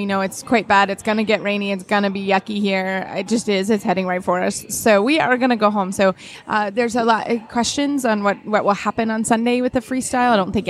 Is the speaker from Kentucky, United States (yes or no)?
yes; Lexington, Kentucky, United States; everyone knows I'm from Lexington, Kentucky.